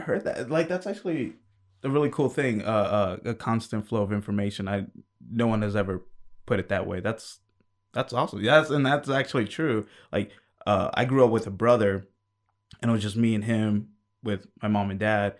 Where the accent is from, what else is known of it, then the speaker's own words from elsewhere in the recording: New York, United States; I was born in New York